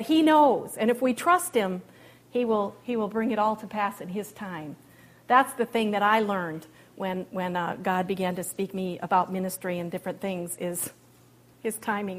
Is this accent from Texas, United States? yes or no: no; South Dakota, United States; also born or lived in Anchorage, Alaska; I'm from South Dakota. That's where my family is.